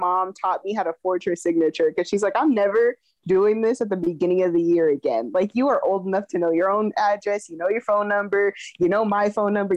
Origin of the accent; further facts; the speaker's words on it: California, United States; I'm from California.